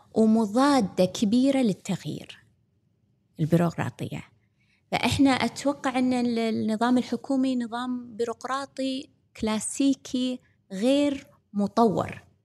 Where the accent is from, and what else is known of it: Kuwait